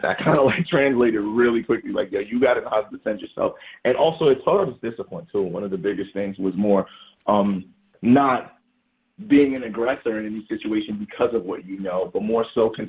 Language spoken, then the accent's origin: English; New York City, New York, United States; I don't denounce growing up in Jamaica, Queens